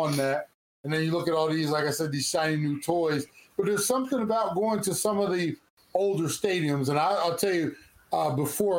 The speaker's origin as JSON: {"language": "English", "region": "New Jersey", "country": "United States", "tie": "born or raised there", "said": "I was born and raised in South Jersey"}